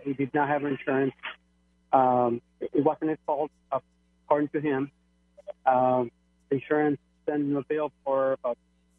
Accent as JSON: {"language": "English", "country": "Mexico", "moved": "yes", "said": "Original from Mexico."}